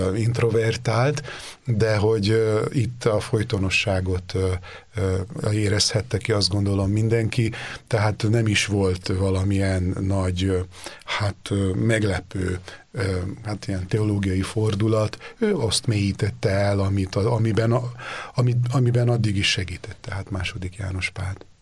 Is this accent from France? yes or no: no; Délvidék, Vojvodina, Serbia; moved away as an adult; also born or lived in Rome, Italy; én délvidéki vagyok